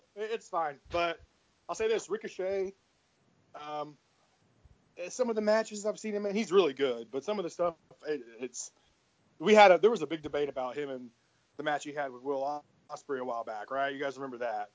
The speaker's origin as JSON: {"language": "English", "town": "Memphis", "region": "Tennessee", "country": "United States", "said": "I'm from Memphis too"}